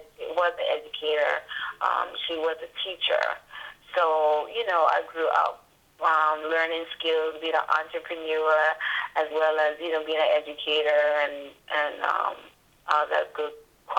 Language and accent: English; U.S. Virgin Islands; And I grew up in the Virgin Islands from kindergarten to 12th grade.